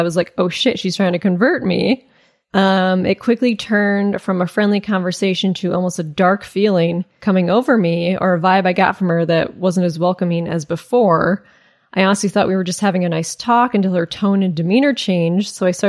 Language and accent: English; California, United States; I thought it was weird because growing up in Northern California, I'd never heard of Redding having a college.